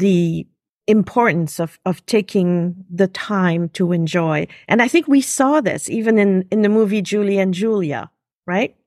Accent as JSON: {"language": "English", "region": "Geneva", "country": "Switzerland", "first_language": "French", "second_language": "English", "moved": "yes", "lives_now": "New York, United States", "said": "I'm actually originally from, uh, Switzerland, Geneva. French is my first language."}